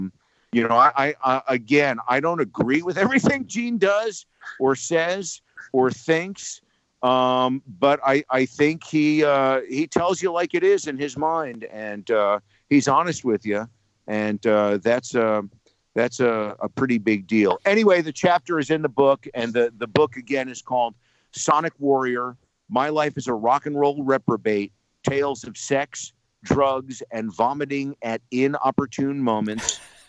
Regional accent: Englishtown, New Jersey, United States; growing up in Englishtown, New Jersey.

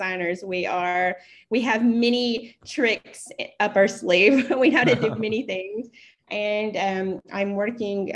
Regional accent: East Tennessee, United States; moved away as an adult; also born or lived in Chicago, Illinois; now in Saudi Arabia; I am an American. I am originally from East Tennessee

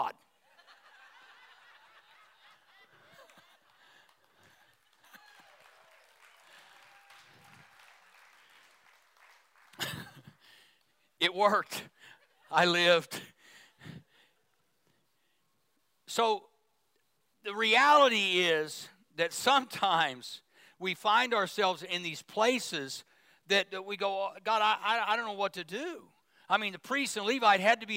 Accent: Midwest, United States; moved away; I grew up in the Midwest

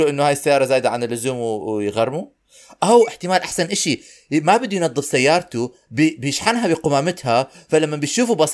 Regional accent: Syria; اليوم كثير زنخت انا سوري

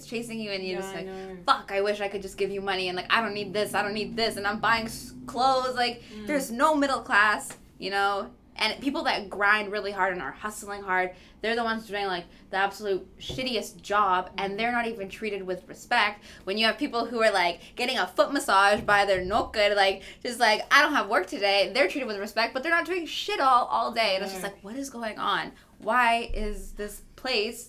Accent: Vancouver, British Columbia, Canada; I'm a Canadian, I'm from Vancouver

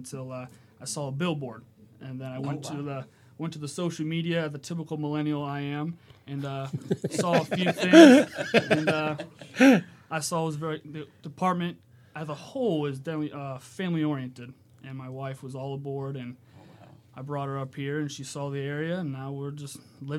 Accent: Virginia Beach, Virginia, United States; I'm actually from Virginia Beach.

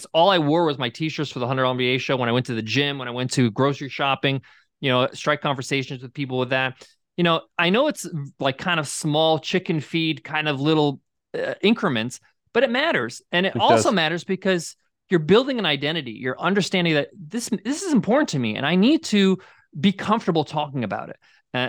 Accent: New York, United States; I'm a New Yorker, so this is not how I grew up, right?

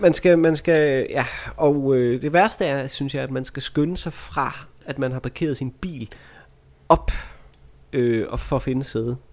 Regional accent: Vejle, Southern Denmark, Denmark; jeg er fra Vejle

